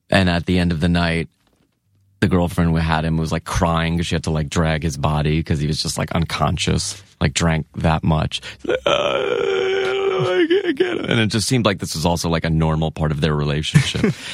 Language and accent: English; Long Island, New York, United States; moved away; Long Island. Gotcha. New York. Long Island